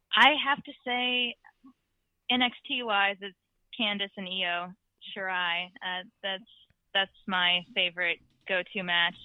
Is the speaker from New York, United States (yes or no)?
no; New Orleans, Louisiana, United States; I'm from New Orleans